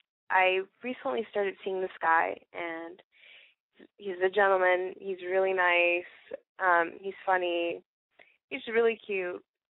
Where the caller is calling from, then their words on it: Palm Springs, California, United States; I'm 20 years old, and I'm calling from Palm Springs.